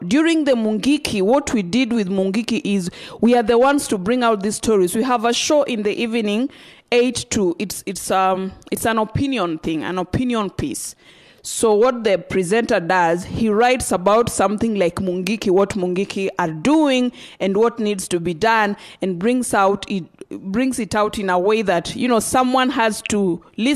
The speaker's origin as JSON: {"language": "English", "region": "Western Kenya", "country": "Kenya", "said": "I come from Western Kenya"}